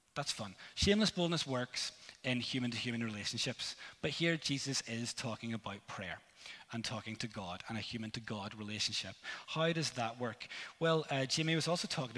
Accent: Northern Ireland, United Kingdom; I'm from Northern Ireland

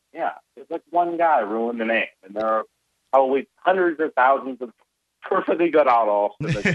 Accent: Iowa, United States; growing up in Iowa

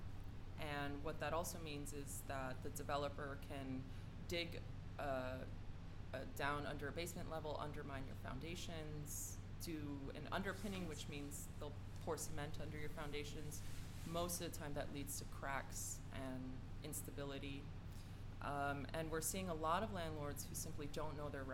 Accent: New York City, New York, United States; Greenpoint is very much my hometown. And I always thought of it as a town. When I was little and growing up here

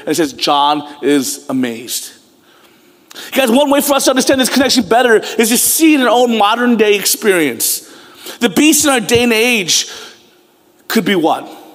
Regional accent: United States; I was born in America

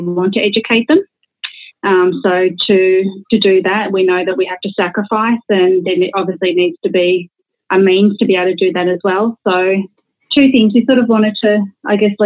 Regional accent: Australia; born or raised there

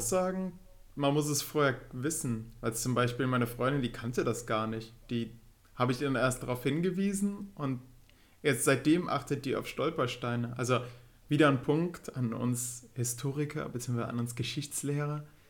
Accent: Würm, North Rhine-Westphalia, Germany; in Würm, in dem Ort, wo ich geboren bin

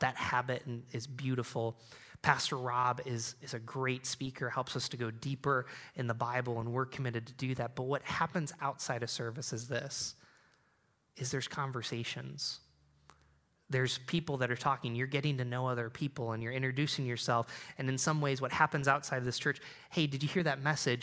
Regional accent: Endicott, New York, United States; I grew up in Endicott, New York, where I B M started

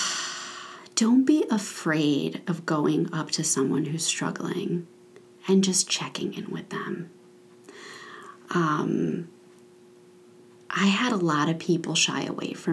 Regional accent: Aventura, Florida, United States; this is where I grew up in Aventura

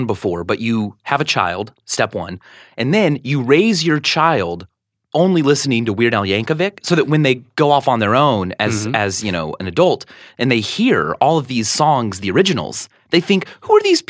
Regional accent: Stilwell, Kansas, United States; I was born in Kansas City, Missouri.

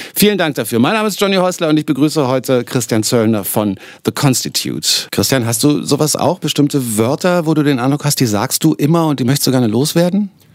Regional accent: Berlin, Germany; accent: Berlinerisch; als Berliner sage ich zum Beispiel immer dis statt

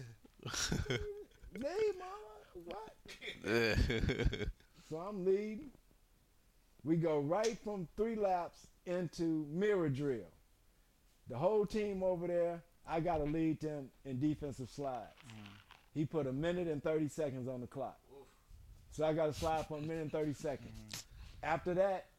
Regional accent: Chicago, Illinois, United States; I'm from the Shy.

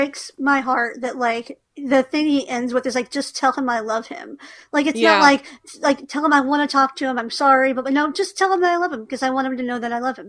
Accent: New York, United States; Like, I'm from New York also.

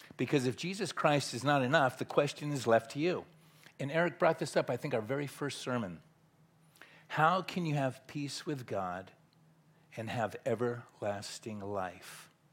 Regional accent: Southern California, United States; moved away as an adult; now in Tyler, Texas, United States; born and raised in Southern California

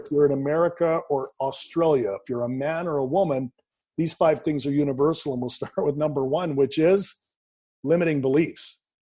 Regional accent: Canada; born and raised in Canada, I currently live in Vancouver, British Columbia, Canada

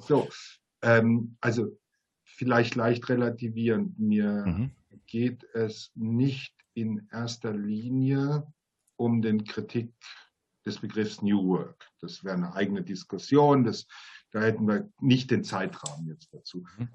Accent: Mannheim, Baden-Württemberg, Germany; als Mannheimer

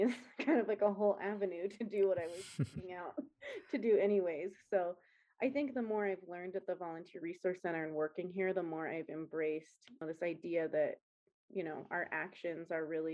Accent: Colorado Springs, Colorado, United States; I am originally from Colorado, Colorado Springs

